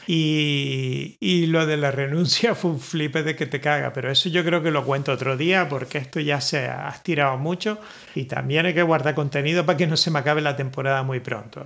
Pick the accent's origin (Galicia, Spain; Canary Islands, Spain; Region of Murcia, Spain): Canary Islands, Spain; Gran Canaria; yo soy de Gran Canaria